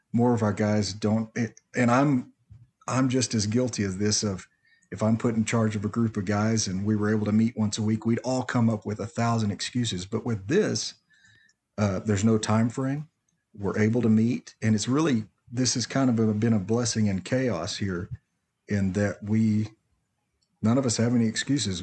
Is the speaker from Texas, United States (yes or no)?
yes; Nacogdoches, Texas, United States; I grew up in Nacogdoches